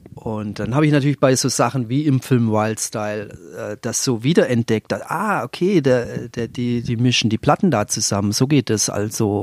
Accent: Leonberg, Baden-Württemberg, Germany; ich bin aus einer Vorstadt, aus Leonberg, also Vorstadt von Stuttgart

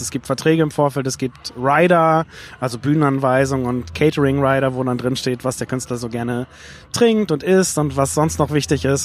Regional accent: Lüneburg, Lower Saxony, Germany; 1990 in meiner Heimatstadt Lüneburg auf dem Flugplatz

